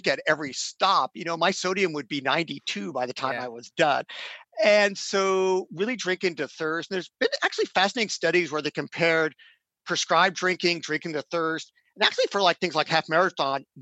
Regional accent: Indiana, United States; now in Oregon, United States; I grew up in Indiana, could go running in 90 degrees humid weather in the afternoon because I was acclimatized.

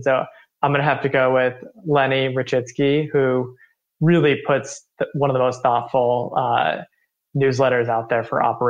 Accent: Chardon, Ohio, United States; My hometown is Chardon, Ohio, population roughly 5,000.

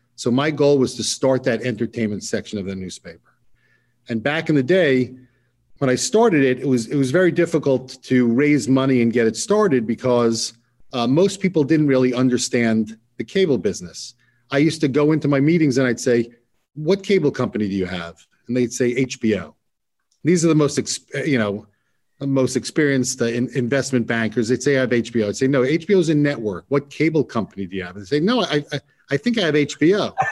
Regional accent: New York, United States; back when I was growing up in New York

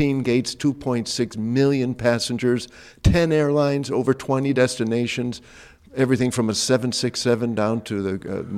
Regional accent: Midwest, United States; I'm born and raised in the Midwest.

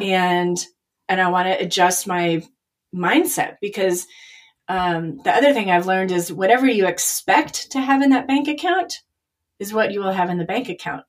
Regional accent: Chicago, Illinois, United States; moved away; also born or lived in Nashville; I'm from Chicago

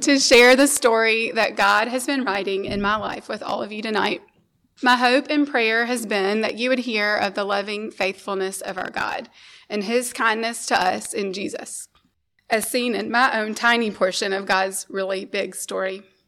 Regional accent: Memphis, Tennessee, United States; We grew up here in Memphis in a loving Christian home

